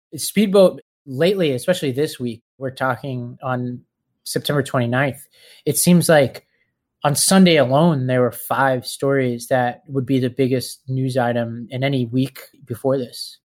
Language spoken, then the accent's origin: English; New York City, New York, United States; I grew up in Staten Island, New York